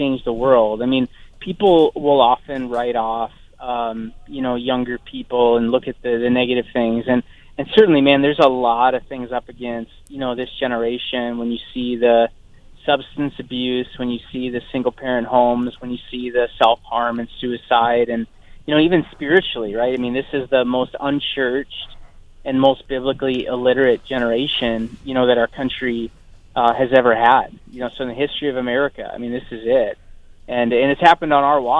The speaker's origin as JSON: {"language": "English", "region": "North Dakota", "country": "United States", "said": "I'm from North Dakota"}